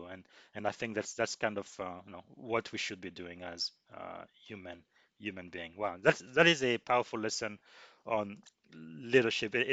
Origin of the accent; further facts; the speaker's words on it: DR Congo; moved away; I came to this country from the Congo.